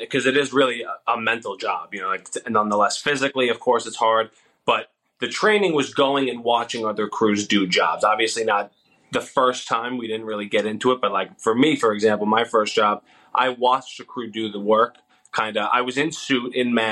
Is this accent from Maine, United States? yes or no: no; Long Island, New York, United States; moved away as an adult; now in Florida, United States; I'm from Long Island, New York, and that's where I went to school. I went to college